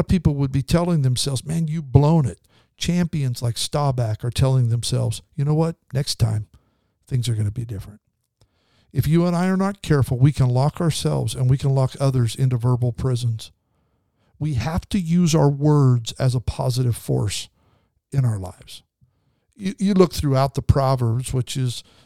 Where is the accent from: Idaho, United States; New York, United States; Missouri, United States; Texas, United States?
Idaho, United States; now in California, United States; We grew up in Idaho